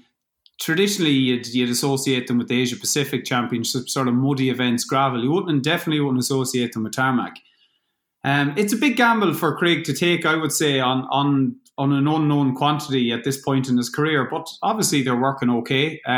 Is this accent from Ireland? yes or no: yes; Crossmolina, Connacht, Ireland; now in Claremorris, Ireland; I'm from Cross Molina, but I'm living in Claremorris now.